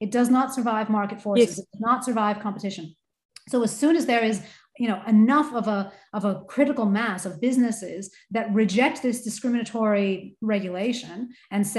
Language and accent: English; United States; as an American myself